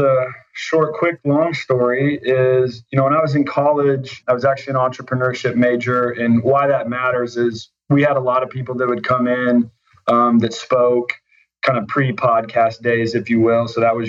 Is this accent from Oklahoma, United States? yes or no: yes; Oklahoma City, Oklahoma, United States; Oklahoma City, Oklahoma.